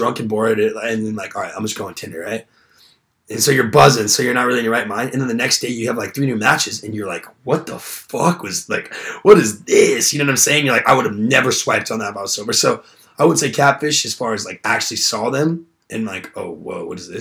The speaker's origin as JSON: {"language": "English", "region": "Southern California", "country": "United States", "moved": "yes", "said": "I'm from SoCal"}